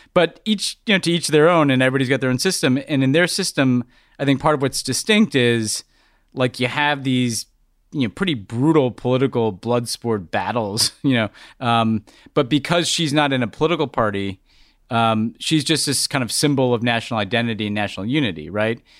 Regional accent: United States; as an American

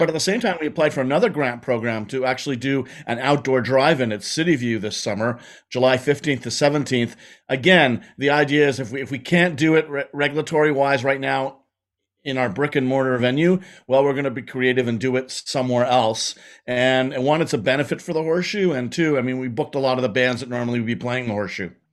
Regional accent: Montreal, Quebec, Canada; I grew up, I grew up in Quebec and I grew up in Montreal

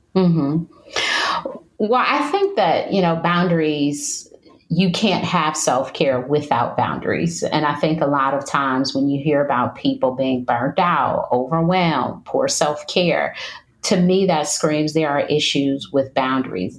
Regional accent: Detroit, Michigan, United States; moved away as an adult; now in North Carolina, United States; I'm from Detroit, Michigan, which is very cold, and I've moved to North Carolina, which is much warmer

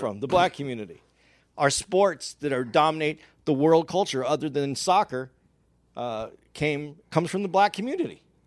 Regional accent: Arizona, United States; I grew up in Arizona.

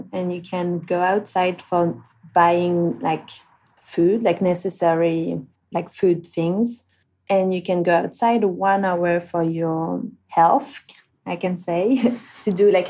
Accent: Réunion; English is a second language; because I'm from Reunion, I haven't been able to surf as much as I wanted because of the shark problems and stuff.

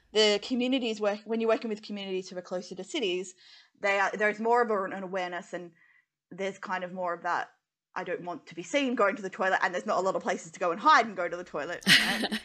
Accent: Western Australia, Australia; growing up in Western Australia, and my dad's like oil and gas

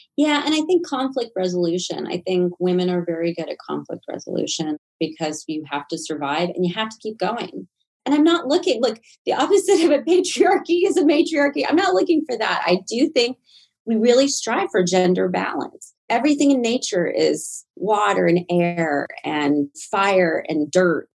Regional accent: Nashville, Tennessee, United States; moved away; I was from Nashville, Tennessee

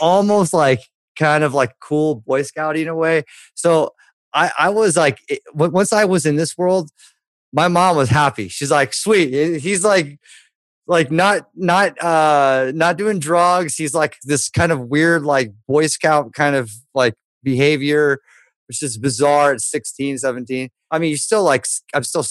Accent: Newport Beach, California, United States; I grew up in Newport Beach

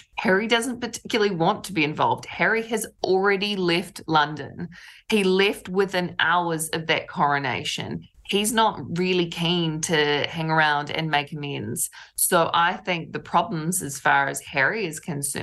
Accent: New Zealand; I, as a Kiwi

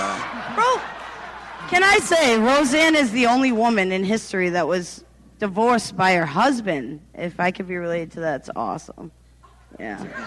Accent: New Bedford, Massachusetts, United States; I'm from New Bedford.

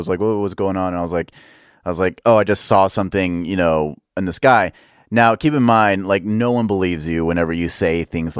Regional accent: Dallas, Texas, United States; Dallas, Texas.

